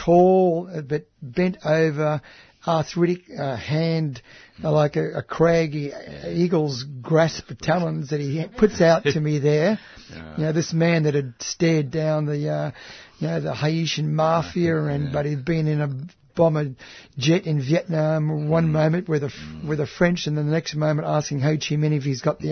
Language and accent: English; Australia; I'm from Australia